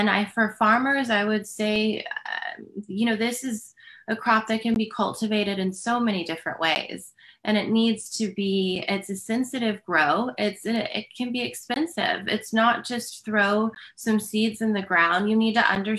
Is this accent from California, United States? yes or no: no; Houston, Texas, United States; growing up in Houston, which is where I am based